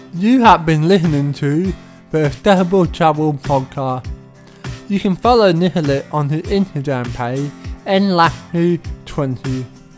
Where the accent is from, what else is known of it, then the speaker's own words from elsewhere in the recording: Sydney, New South Wales, Australia; my hometown Sydney